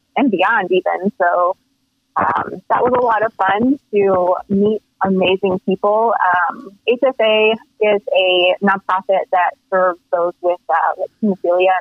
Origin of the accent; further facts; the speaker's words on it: Central Illinois, United States; I'm from Central Illinois